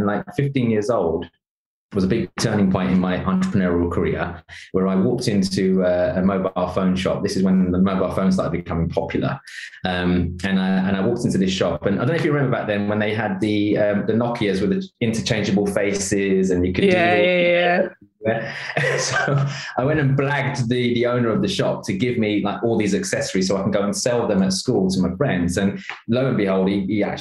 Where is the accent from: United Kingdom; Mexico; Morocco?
United Kingdom; London; I grew up in East London in a very rough neighborhood